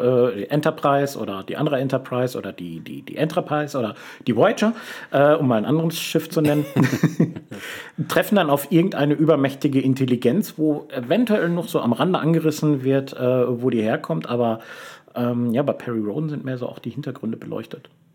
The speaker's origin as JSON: {"language": "German", "town": "Lünen", "region": "North Rhine-Westphalia", "country": "Germany", "moved": "yes", "said": "ich habe lange Zeit an einem Ort gelebt, den ich persönlich sehr öde fand. Lünen, Lünen an der Lippe"}